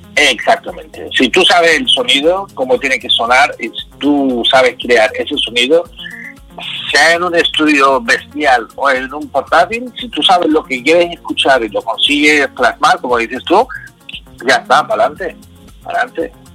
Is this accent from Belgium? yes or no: yes; Belgium; yo nací en Bélgica, de una madre belga y un padre español